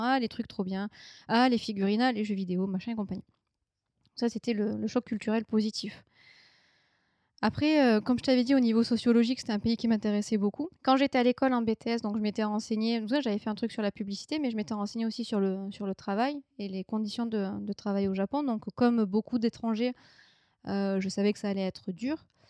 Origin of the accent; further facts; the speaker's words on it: France; moved away; j'ai quitté la France